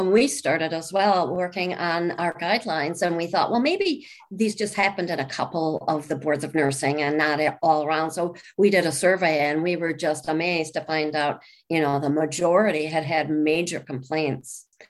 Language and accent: English; Chicago, Illinois, United States; I'm from Chicago